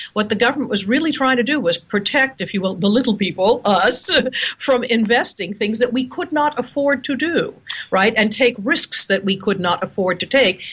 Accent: Seattle, Washington, United States; I'm calling you from, oh, Seattle, Washington. Isn't that amazing? my hometown.

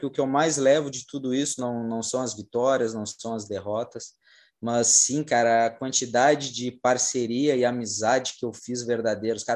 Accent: Brazil; a gente é, é brasileiro, né? A gente é brasileiro

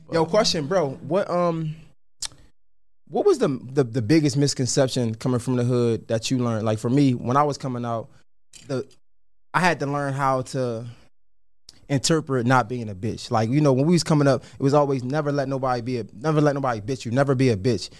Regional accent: Baltimore, Maryland, United States; I was born in John's Hopkins. I was raised in McCullough Homes.

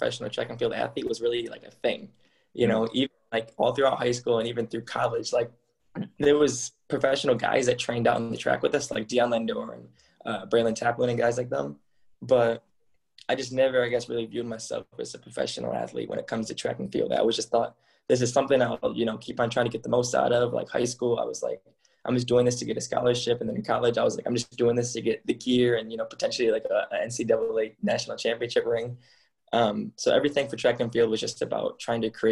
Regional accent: Michigan, United States; moved away as an adult; I grew up in Michigan

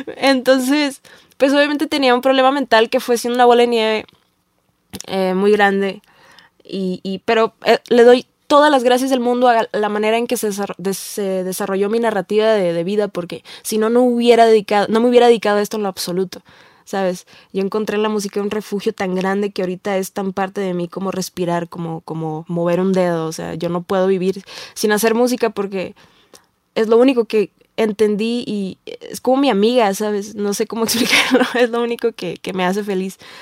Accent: Tijuana, Baja California, Mexico; moved away as an adult; now in Mexico City, Mexico; yo vengo de una ciudad pueblo, ciudad eh, medio gabacha, medio mexicana, que es Tijuana

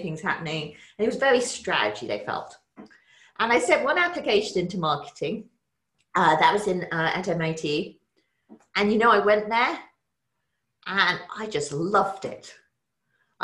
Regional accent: England, United Kingdom; moved away as an adult; now in United States; I grew up in England

